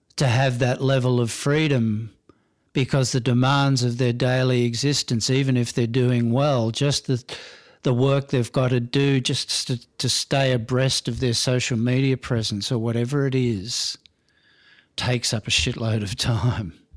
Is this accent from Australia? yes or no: yes; Melbourne, Victoria, Australia; I was born in Middle Brighton in Melbourne